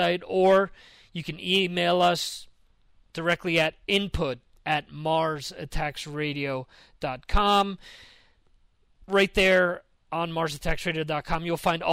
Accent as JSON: {"language": "English", "region": "New Jersey", "country": "United States", "tie": "born or raised there", "said": "for those of us from North Jersey"}